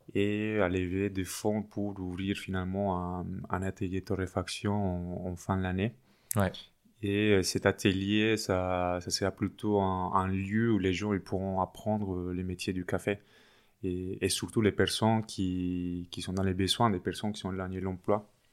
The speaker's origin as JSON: {"language": "French", "town": "Medellín", "region": "Antioquia", "country": "Colombia", "also_born_or_lived": "Paris, France", "second_language": "French", "moved": "as an adult", "lives_now": "France", "said": "Je suis colombien, oui. Je viens de Medellín, la deuxième ville euh, en Colombie où j'étais étudiant en droit jusqu'à 2011"}